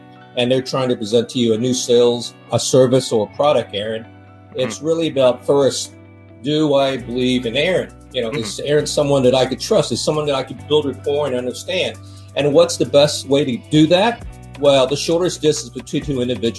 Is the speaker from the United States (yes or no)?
yes; United States; moved away as an adult; now in Hong Kong; being an American-born Chinese